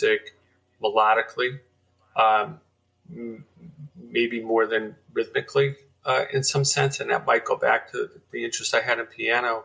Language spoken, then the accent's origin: English; New York, United States; I grew up in New York